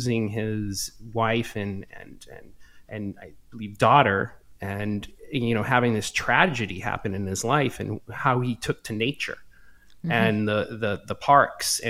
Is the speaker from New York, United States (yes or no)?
no; Brockton, Massachusetts, United States; now in California, United States; I grew up in Boston, just south of Boston, a town called Brockton.